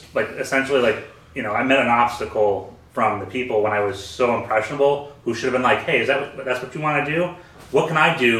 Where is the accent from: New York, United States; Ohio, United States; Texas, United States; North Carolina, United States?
New York, United States; Sullivan County; when I was growing up in Sullivan County